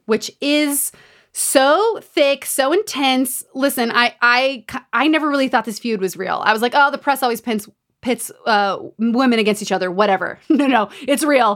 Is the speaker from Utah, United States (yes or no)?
yes; Utah, United States; Growing up in Utah